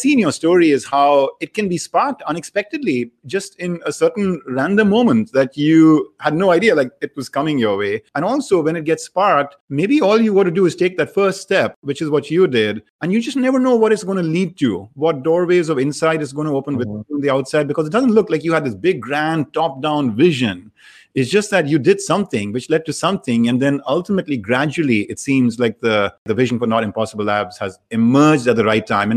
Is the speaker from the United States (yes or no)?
no; India; moved away; I come from India